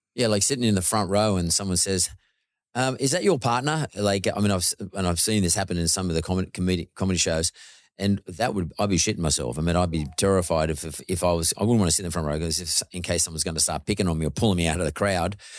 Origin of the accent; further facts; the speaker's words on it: Australia; My dad's Greek and my mother's Irish, but, but I'm born here. I'm a first, I'm first generation Aussie, so I'm pretty Aussie.